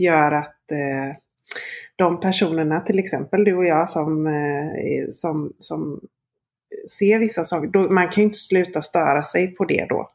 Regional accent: Gothenburg, Västra Götaland, Sweden; jag är från Göteborg

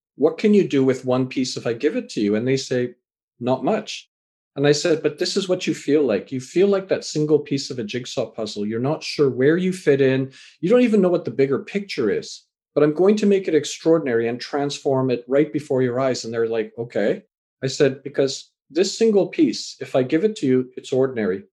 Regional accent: Canada; also born or lived in England; born in England, raised in Canada

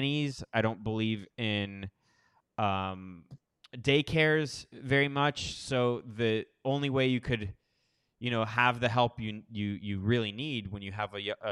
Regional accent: Miami, Florida, United States; also born or lived in Los Angeles, United States; now in Costa Rica; I grew up in Miami, Florida

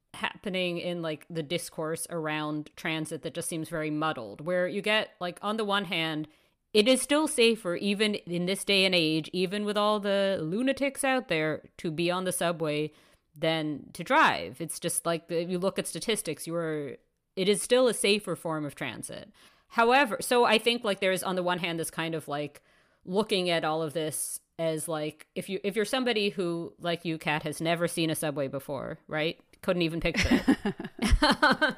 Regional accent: New York City, New York, United States; moved away as an adult; now in Toronto, Canada; I Grew up in New York City.

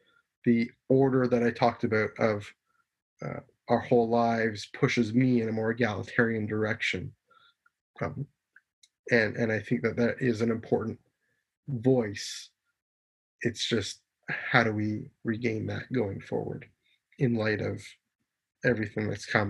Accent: Canada; I'm Canadian

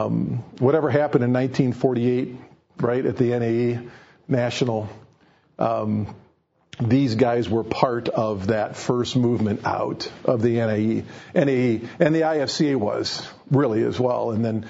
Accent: Ohio, United States; I grew up in the Ohio Bible Fellowship.

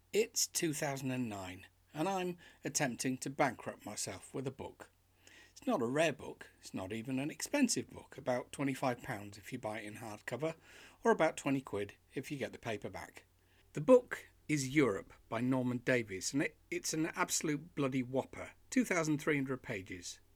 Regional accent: Yorkshire and the Humber, United Kingdom; born or raised there; now in York, United Kingdom

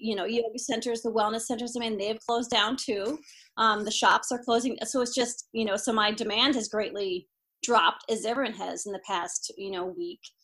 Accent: Iowa, United States; I'm from Iowa, come from a long line of Iowa farmers

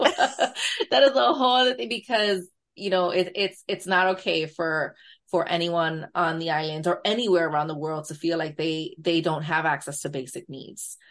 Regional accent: New York, United States; accent: borderline New York Latina; borderline New York Latina accent

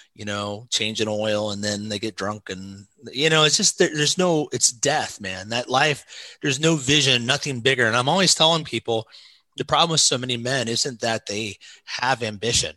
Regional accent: Osgood, Indiana, United States; moved away as an adult; also born or lived in South Carolina; now in Cincinnati, United States; I'm from Southern Indiana, across the Ohio River. Uh, right by Cincinnati.

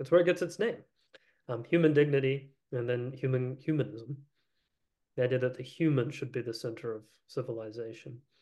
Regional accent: Appalachia, United States; now in Texas, United States; I'm, I'm from Appalachia. I'm from Coal Country.

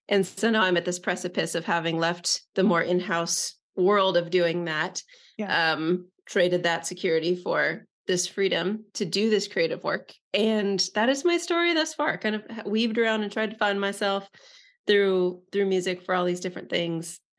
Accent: Northern California, United States; I was born in Northern California.

